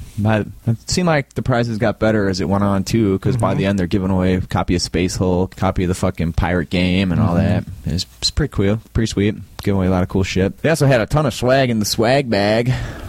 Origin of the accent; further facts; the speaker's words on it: Wisconsin, United States; I'm from Central Wisconsin, and...